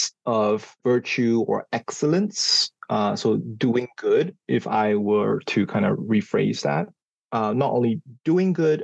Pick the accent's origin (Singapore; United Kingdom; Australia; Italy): Singapore; moved away as an adult; now in Indiana, United States; I grew up in Singapore